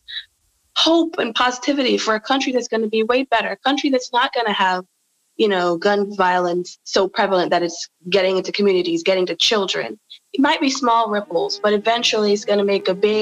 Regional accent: Hanover, Jamaica; I'm from Hanover in Jamaica

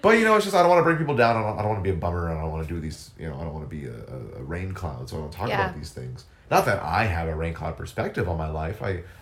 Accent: Texas, United States; now in Atlanta, United States; I grew up in Texas. It was, like, in between San Antonio and Johnson City

